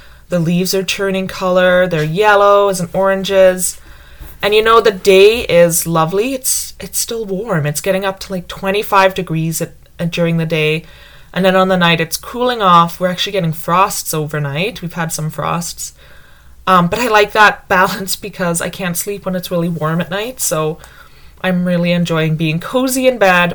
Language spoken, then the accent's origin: English; United Kingdom; moved away; I grew up calling it autumn because I grew up in Britain